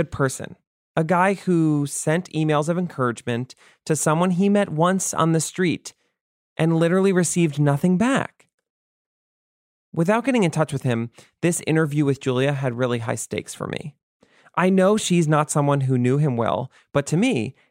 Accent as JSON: {"language": "English", "area": "Westchester", "region": "New York", "country": "United States", "tie": "born or raised there", "lives_now": "New York, United States", "said": "I grew up in Westchester and it's very different"}